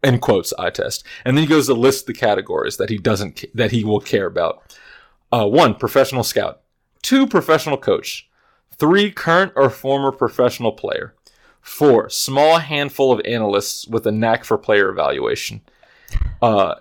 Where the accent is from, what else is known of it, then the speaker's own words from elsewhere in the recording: Richmond, Virginia, United States; I am from Richmond, Virginia